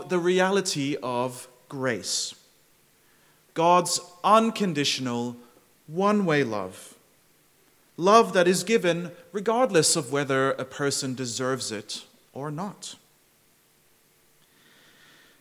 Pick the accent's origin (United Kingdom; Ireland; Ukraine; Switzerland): Switzerland; Zurich; moved away as an adult; now in Melbourne, Australia; I grew up in Zurich, and every day on my commute to high school, I would pass by old historic cathedrals